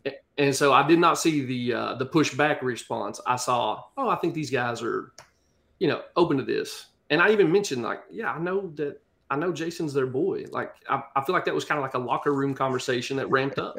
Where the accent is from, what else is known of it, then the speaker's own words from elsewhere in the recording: United States; accent: country; you hear my accent, I'm, I'm country as cornbread